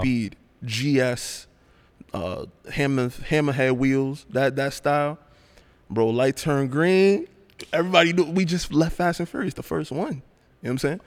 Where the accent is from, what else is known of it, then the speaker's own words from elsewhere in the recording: New York City, New York, United States; I'm born and raised in Brooklyn.